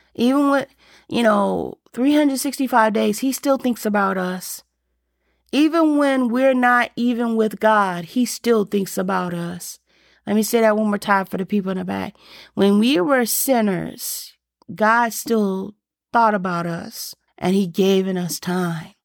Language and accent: English; Alabama, United States; I grew up in the South and I grew up in Alabama